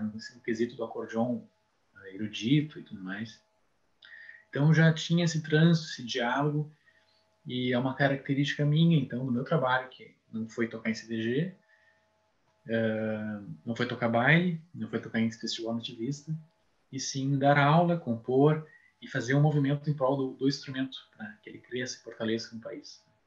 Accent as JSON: {"language": "Portuguese", "town": "São Leopoldo", "region": "Rio Grande do Sul", "country": "Brazil", "tie": "born or raised there", "lives_now": "Santa Maria, Brazil", "said": "São Leopoldo, que é minha terra natal"}